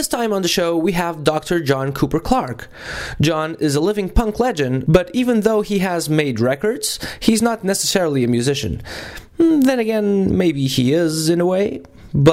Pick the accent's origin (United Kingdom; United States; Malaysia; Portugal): Portugal; which is a Portuguese name, because I'm from Portugal.